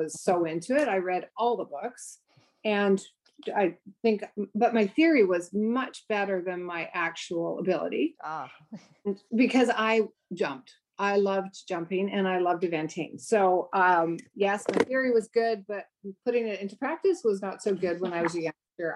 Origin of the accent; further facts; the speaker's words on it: Canada; also born or lived in Langley, British Columbia; We're all Canadian